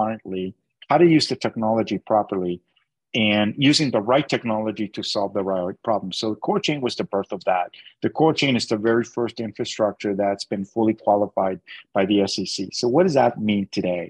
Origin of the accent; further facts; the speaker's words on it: Canada; I'm a Canadian